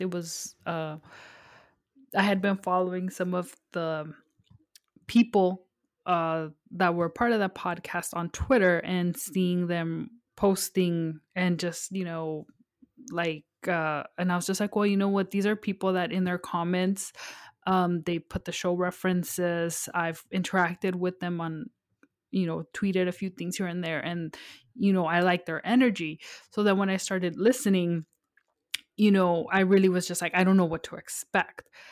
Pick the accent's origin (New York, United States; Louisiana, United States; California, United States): California, United States; Los Angeles; I am from Los Angeles, born and raised.